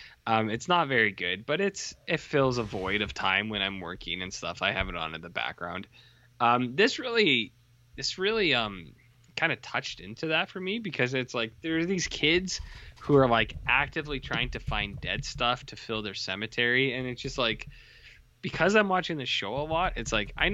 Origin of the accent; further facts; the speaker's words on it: Canada; because I'm Canadian, so I'm allowed.